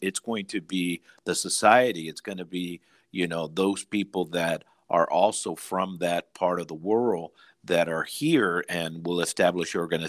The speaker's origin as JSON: {"language": "English", "country": "Mexico", "moved": "yes", "lives_now": "United States", "said": "this was the case with my family, as I mentioned earlier, that we came from Mexico and we didn't have any papers or anything"}